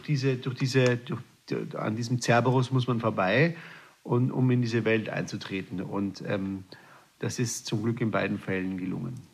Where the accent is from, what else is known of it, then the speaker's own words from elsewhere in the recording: Austria; moved away as an adult; also born or lived in Hamburg; ich als Österreicher